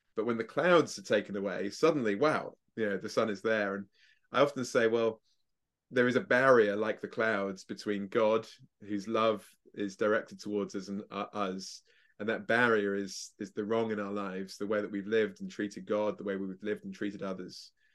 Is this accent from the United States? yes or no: no; England, United Kingdom; I'm English